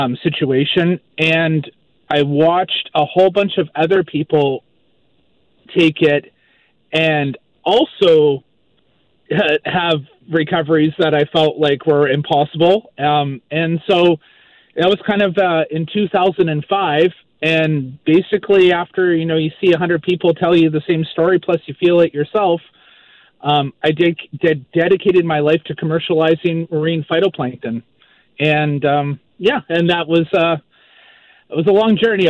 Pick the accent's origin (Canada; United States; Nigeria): Canada; Maple Ridge, British Columbia; also born or lived in Vancouver Island; now in Moncton, Canada; I'm originally from Maple Ridge, BC. Grew up in Maple Ridge. And I now live in Moncton, New Brunswick